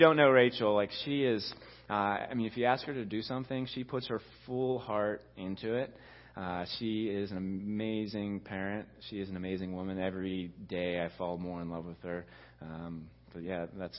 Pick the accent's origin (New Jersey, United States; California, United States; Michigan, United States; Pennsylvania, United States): Pennsylvania, United States; Rostraver Township; I grew up in Ross Draver Township